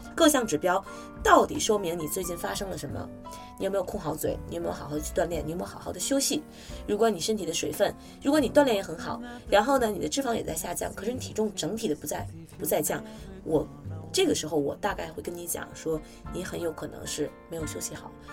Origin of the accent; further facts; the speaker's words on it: China; 我们中国人